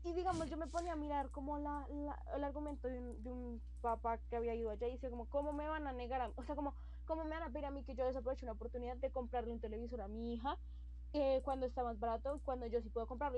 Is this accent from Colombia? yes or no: yes; Colombia; como colombianos fuimos re estúpidos, pana.